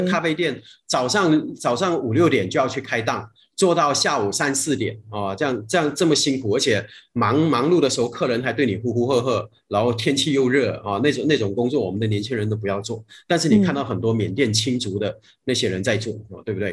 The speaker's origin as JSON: {"language": "Chinese", "country": "Malaysia", "said": "就像我们马来西亚人到别的国家"}